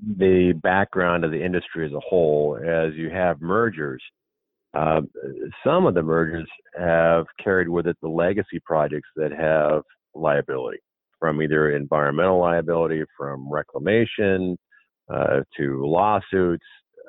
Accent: Montana, United States; I'm from Montana

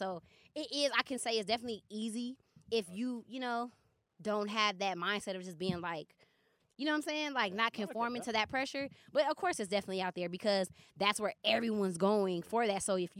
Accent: Los Angeles, California, United States; I grew up in Ladera, like Baldwin Hills. It's kind of like in relation to the airport. It's probably like 15 minutes from the airport.

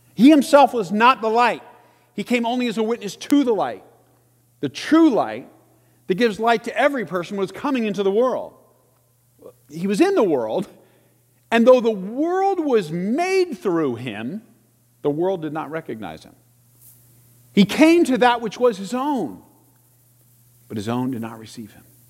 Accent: Salina, Kansas, United States; my elementary school days growing up in Salina, Kansas

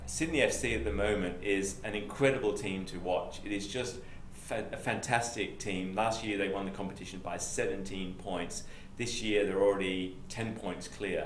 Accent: England, United Kingdom; accent: Pommy; now in New South Wales, Australia; my Pommy accent

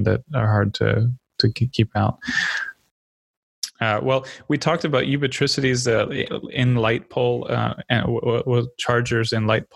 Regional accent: United States; as an American

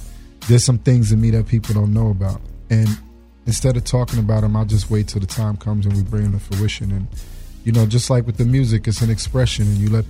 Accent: New York City, New York, United States; we grew up together in the Bronx. I grew up in the projects next door to his family, the council.

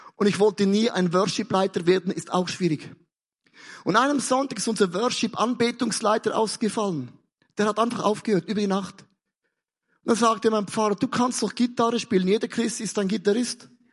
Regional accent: Switzerland; Ich komme ja aus der Schweiz

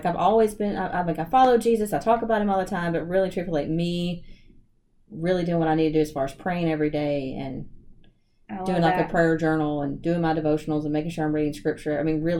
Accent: Ruston, Louisiana, United States; now in Bossier City, United States; I grew up in Ruston, Louisiana, so not far from here.

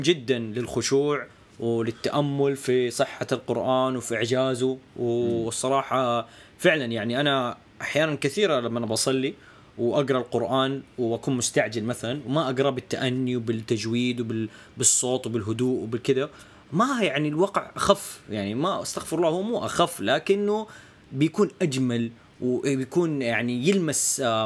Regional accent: Hejaz, Saudi Arabia; عندنا في السعوديه يعني ما اعرف لو تدري يعني فعندنا في الحجاز

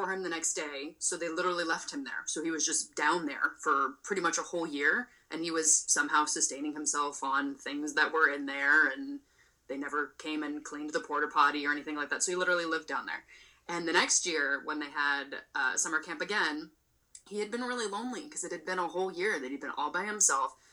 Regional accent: Palo Alto, California, United States; I grew up in Palo Alto and spent most of my summers at Foothills

